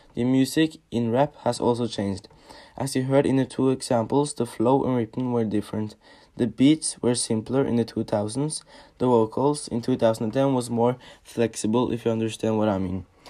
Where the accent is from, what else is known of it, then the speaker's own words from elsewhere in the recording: Oslo, Norway; we're two boys from Oslo in Norway